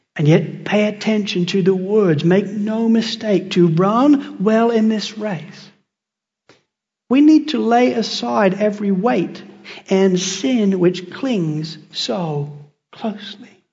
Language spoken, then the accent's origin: English; England, United Kingdom; also born or lived in United States; now in Australia; I'm English